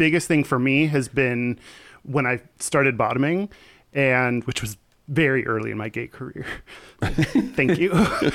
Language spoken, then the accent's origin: English; Texas, United States; I grew up in Texas